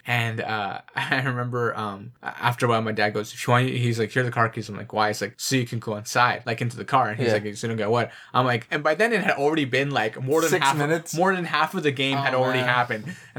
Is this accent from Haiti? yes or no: no; Canada